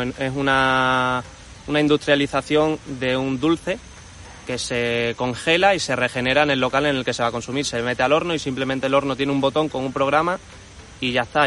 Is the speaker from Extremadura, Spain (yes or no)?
yes; Cáceres, Extremadura, Spain; yo soy cacereño de toda la vida y me gusta mucho mi ciudad